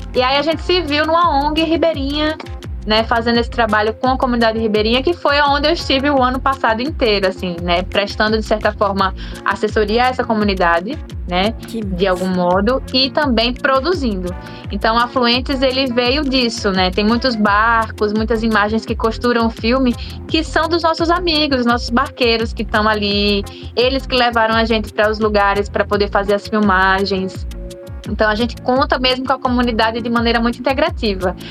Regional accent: Aracaju, Sergipe, Brazil; moved away as an adult; now in São Paulo, Brazil; eu cresci em Aracaju, nasci, cresci num bairro quilombola, né, que é o Getúlio Vargas

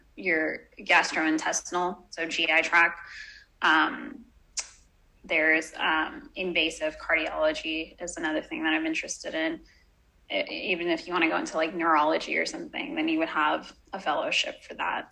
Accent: Houston, Texas, United States; I was brought up in Texas in Houston

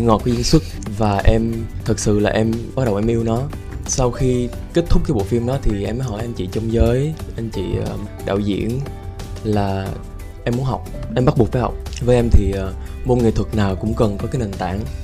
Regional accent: Switzerland; first language Vietnamese; moved away as an adult; now in Vietnam; em là một người gốc việt ừ. sinh ra và lớn lên ở thụy sĩ

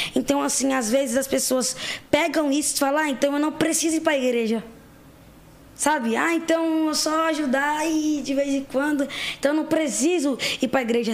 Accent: São Paulo, Brazil; Eu vim da periferia em São Paulo, zona leste de São Paulo. Cresci, passei a minha vida, vida toda assim

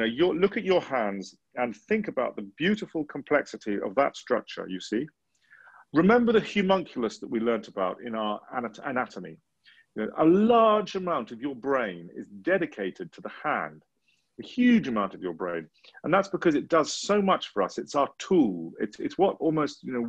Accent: England, United Kingdom; as an English person, in England, you know, we live in a very, very privileged environment

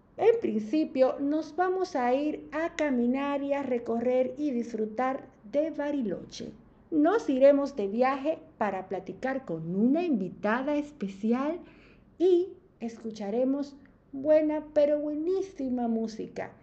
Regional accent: Dominican Republic; moved away as an adult; now in Argentina; una dominicana en Argentina

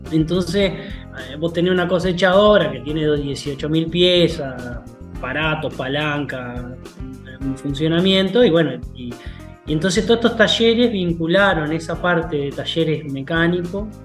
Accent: Rosario, Santa Fe, Argentina; yo me vine a vivir a Nueva hace unos años, yo soy rosarino

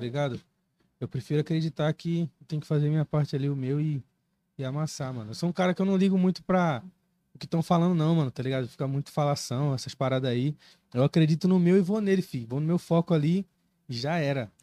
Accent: Recife, Pernambuco, Brazil; now in Cuiabá, Brazil; eu sou natural de Recife

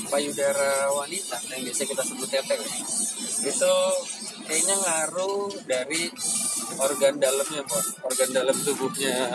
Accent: Ambon, Maluku, Indonesia; Saya Ambon.

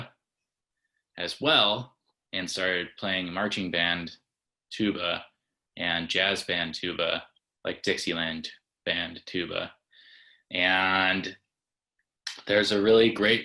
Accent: Batavia, Illinois, United States; moved away as an adult; also born or lived in Minnesota / Chicago; At the suburbs of Chicago

